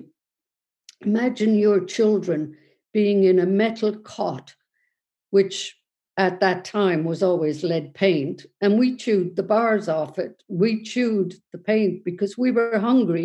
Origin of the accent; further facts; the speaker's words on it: Cork, Munster, Ireland; now in Galway, Ireland; I was born in 1949 in Besborough Mother and Baby Institution.